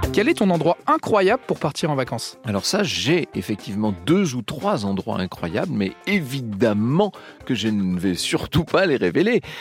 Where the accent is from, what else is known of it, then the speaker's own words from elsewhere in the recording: Poitou, Nouvelle-Aquitaine, France; Moi, je viens du Poitou